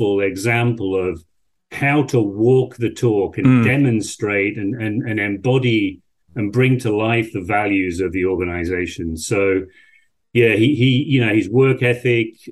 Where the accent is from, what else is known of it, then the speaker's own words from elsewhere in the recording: Yorkshire and the Humber, United Kingdom; moved away as an adult; also born or lived in France / Germany; I'm an Englishman, a Yorkshireman from the north of England. I was brought up in a small village in Yorkshire, population 1,000.